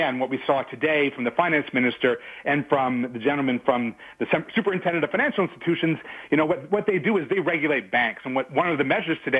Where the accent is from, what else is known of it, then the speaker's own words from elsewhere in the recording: Canada; I'm really proud as a Canadian